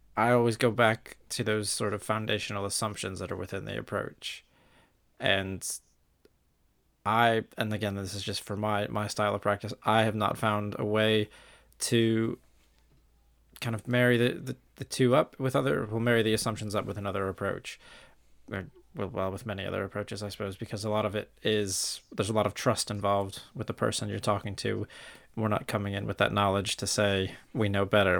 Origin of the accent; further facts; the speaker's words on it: St. Louis, Missouri, United States; moved away as an adult; now in United Kingdom; originally from St. Louis, Missouri, and I've been in the UK now